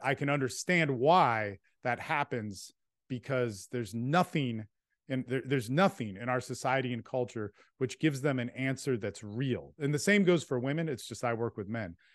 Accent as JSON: {"language": "English", "region": "California", "country": "United States", "tie": "born or raised there", "also_born_or_lived": "Texas", "moved": "yes", "said": "I was this kid from California that had good parents"}